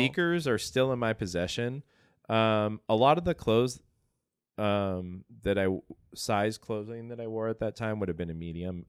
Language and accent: English; Atlanta, Georgia, United States; I grew up in Atlanta